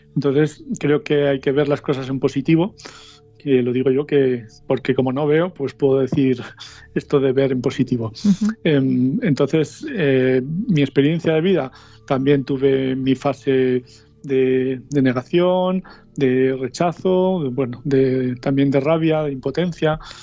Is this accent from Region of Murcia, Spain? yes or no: no; Soria, Castile and León, Spain; now in Madrid, Spain; en el que yo me movía en mi pueblo de Soria